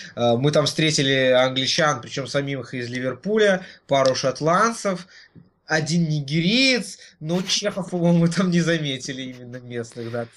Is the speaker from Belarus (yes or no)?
yes; Belarus; мы белорусы со своей национальной валютой доллар